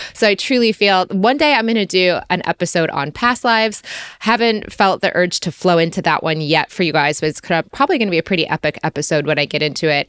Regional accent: United States; moved away as an adult; also born or lived in Australia; my tourist visa as an American

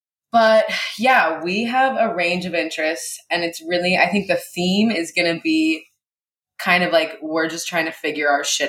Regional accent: Seattle, Washington, United States; born there; also born or lived in Hawaii; I was born in Seattle and then moved to Hawaii and lived in Hawaii and then came back to USC. And then went back to Seattle, and now I live in Seattle.

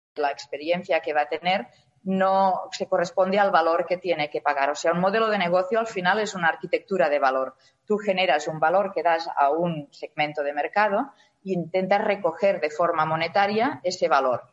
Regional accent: Spain; somos los españoles

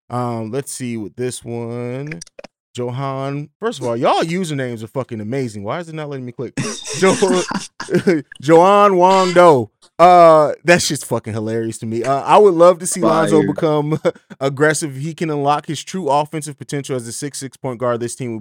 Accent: Vicenza, Veneto, Italy; moved away; Because I grew up overseas. I grew up in Vicenza, Italy. And I was super big Bulls fan even when I lived over. My dad's from Chicago

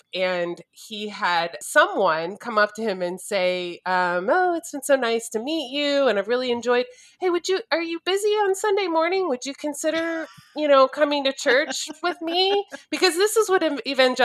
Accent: Plano, Texas, United States; I grew up in Plano, Texas, which is a suburb of Dallas.

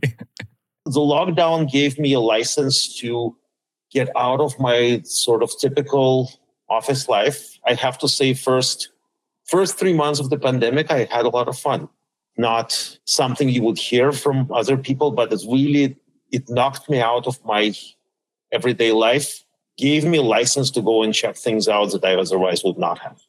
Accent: Saint Petersburg, Russia; also born or lived in Minnesota / Pittsburgh; now in Washington, D.C., United States; I was born in St. Petersburg, Russia, back then known as Leningrad. Then I ended up in DC by way of uh, Minnesota

